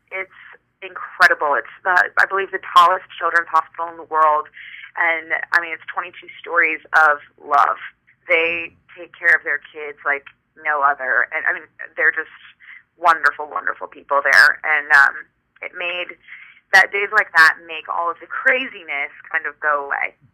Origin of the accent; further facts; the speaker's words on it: California, United States; now in New York, United States; I'm originally from California, so I'm used to cross country flights